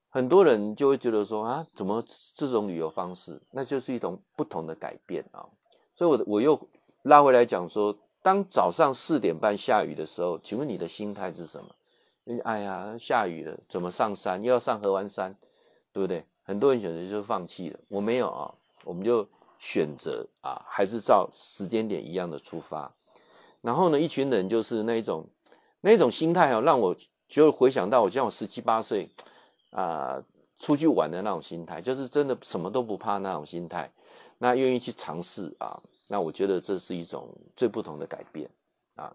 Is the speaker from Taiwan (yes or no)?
yes; Taiwan; 他才愣了一下说：“啊，你你你是我们台湾人哦？”